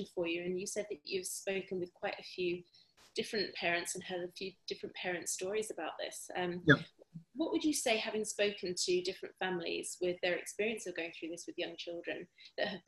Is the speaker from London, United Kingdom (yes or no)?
no; Bury St Edmunds, East of England, United Kingdom; where I grew up in Bury St Edmunds in Suffolk